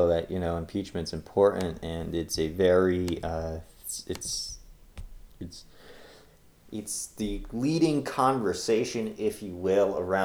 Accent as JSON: {"language": "English", "region": "Pennsylvania", "country": "United States", "said": "Pennsylvania, which is my home state"}